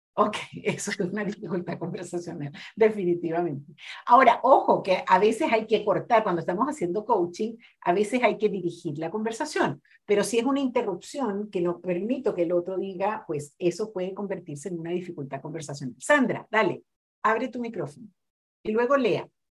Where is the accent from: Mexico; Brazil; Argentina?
Brazil; Spanish is a second language; moved away; yo soy brasileña